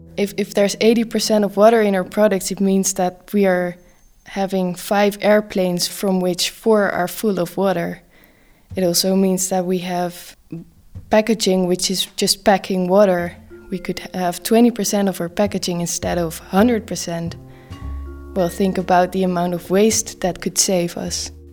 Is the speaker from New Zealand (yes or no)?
no; Netherlands; I'm from the Netherlands